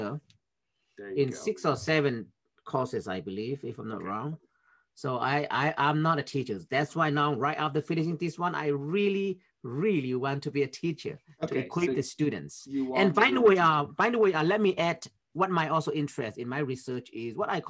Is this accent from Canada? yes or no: no; Myanmar; moved away as an adult; now in United States; I'm from Myanmar originally, which is in Southeast Asia.